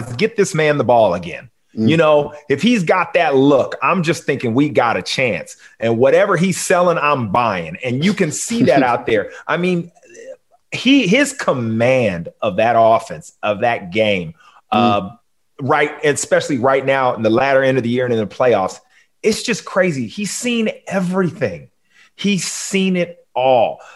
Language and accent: English; Long Beach, California, United States; Long Beach, where I'm from